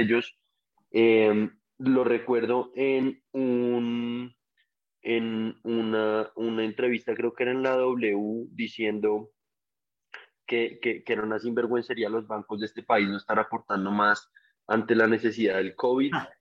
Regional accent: Colombia; como colombianos

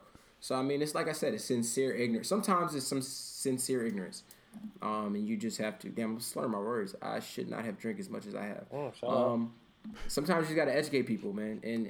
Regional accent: Canada; I'm from Canada with Stan.

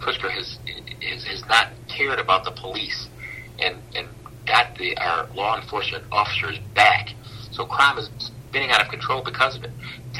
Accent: Aurora, Illinois, United States; born or raised there

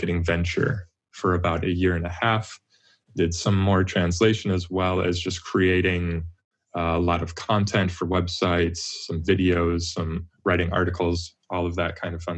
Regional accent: Wisconsin, United States; moved away as an adult; now in Tokyo, Japan; I grew up in Wisconsin

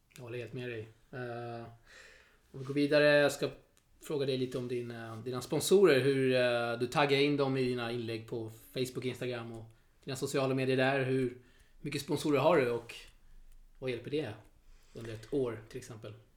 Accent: Sweden; som svensk här uppfödd, född och uppvuxen i Sverige

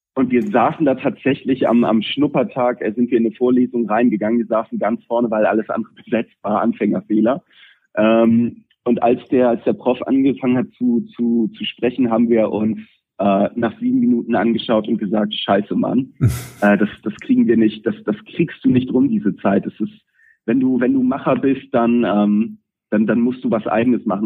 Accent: Pinneberg, Schleswig-Holstein, Germany; für Pinneberger, ähm, was, was meine Heimatstadt ist

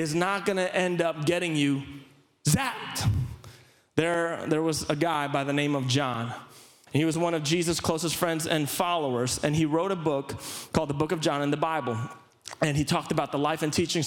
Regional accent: Philippines; growing up in the Philippines

